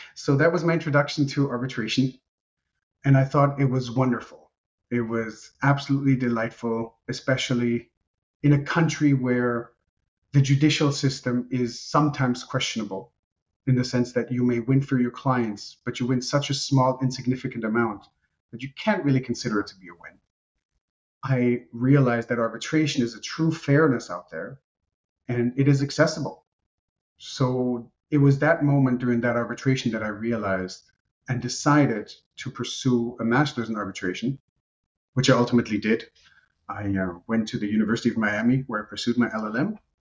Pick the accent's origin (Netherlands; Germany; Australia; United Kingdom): Germany; first language Romanian; English is a second language; I grew up in Germany. I was born and raised in Germany to Romanian parents